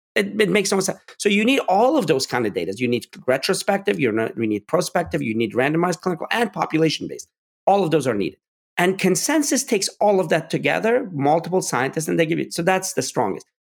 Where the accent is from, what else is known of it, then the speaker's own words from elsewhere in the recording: Pittsburgh, Pennsylvania, United States; I was growing up in Pittsburgh